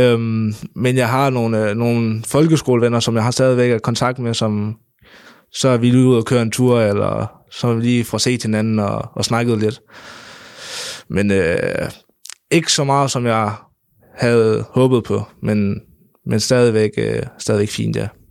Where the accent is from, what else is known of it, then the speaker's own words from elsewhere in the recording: North Jutland, North Denmark Region, Denmark; op i Nordjylland, øh, hvor jeg kommer fra